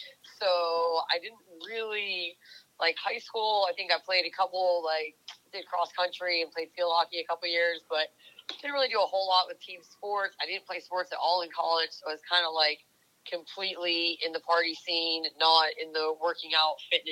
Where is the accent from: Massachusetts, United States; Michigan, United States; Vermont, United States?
Vermont, United States; moved away; I grew up in Vermont, like way up north